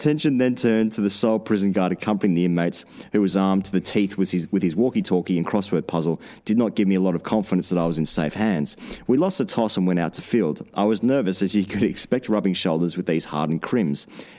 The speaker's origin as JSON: {"language": "English", "town": "Goulburn", "region": "New South Wales", "country": "Australia", "tie": "born or raised there", "said": "Growing up in Goulburn in southern New South Wales in the early to mid-2000s, I spent my summers playing junior cricket on Saturday mornings"}